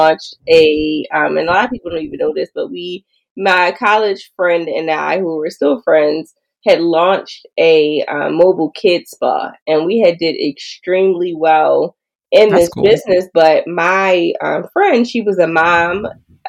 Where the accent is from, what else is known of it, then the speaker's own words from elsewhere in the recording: Baltimore, Maryland, United States; I grew up in West Baltimore